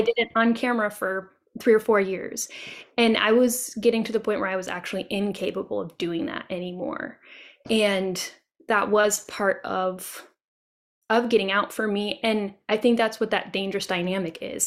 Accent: Tennessee, United States; this is my home state. And my husband and I love and travel around Tennessee a lot

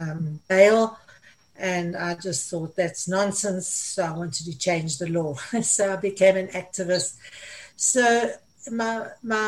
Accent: South Africa; moved away as an adult; also born or lived in Middle East; I'm South African. I left South Africa. I went to live in the Middle East. And finally, the Middle East kicked me out because of my age, so I returned to South Africa

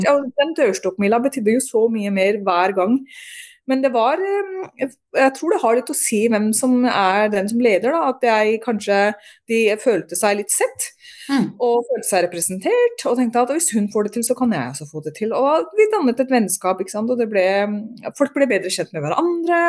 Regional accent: Norway; moved away as an adult; also born or lived in Drammen, Norway / England; jeg er født og oppvokst i Norge

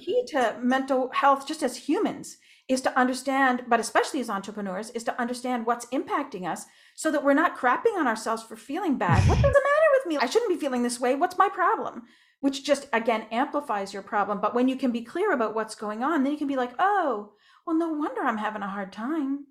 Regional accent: Moncton, New Brunswick, Canada; moved away; also born or lived in Ontario; I was born in Moncton, New Brunswick

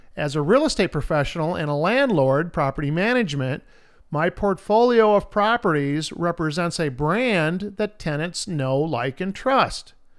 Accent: Independence, Iowa, United States; My hometown of Independence, Iowa

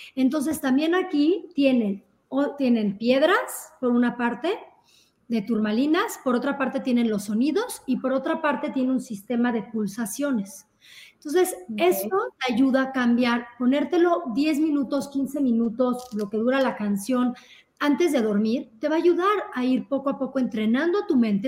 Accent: Mexico; somos como sociedad, sobre todo como mexicanos

